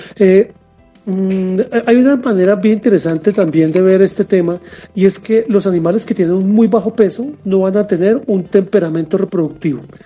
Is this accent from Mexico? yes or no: no; Colombia; me desempeño como gerente regional de servicio técnico para mi país